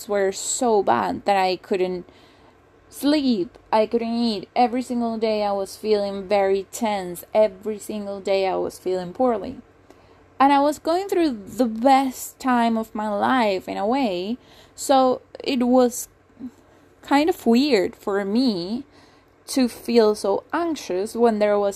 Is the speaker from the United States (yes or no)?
no; Venezuela; moved away as an adult; also born or lived in England; I was born and raised in Venezuela. I moved to England when I was 19.